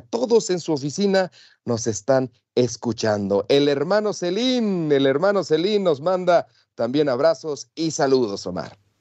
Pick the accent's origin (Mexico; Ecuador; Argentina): Mexico; es como tú y como yo, mexicano